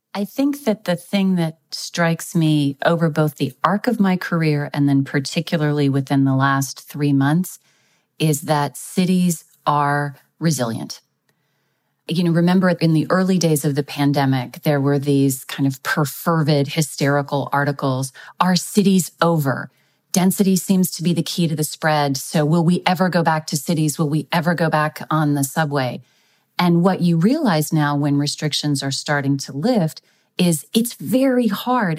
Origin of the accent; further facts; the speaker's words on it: Texas, United States; my home state of Texas